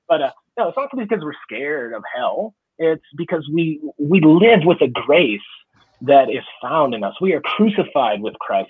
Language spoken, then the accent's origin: English; Chicago, Illinois, United States; I grew up in Chicago